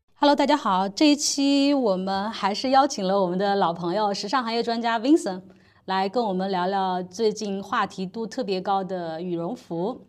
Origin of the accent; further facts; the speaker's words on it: China; 作为中国人